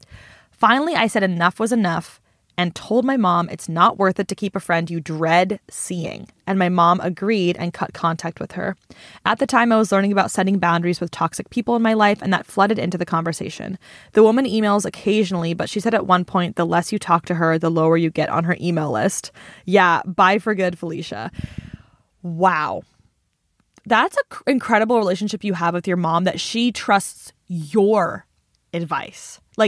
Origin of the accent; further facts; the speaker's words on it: Illinois, United States; And since we're from Central Illinois, they're all just kind of unwoke white ladies